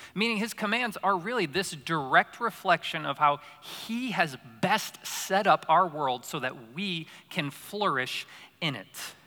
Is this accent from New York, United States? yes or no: yes; Syracuse, New York, United States; moved away; So I grew up in Syracuse, New York, upstate New York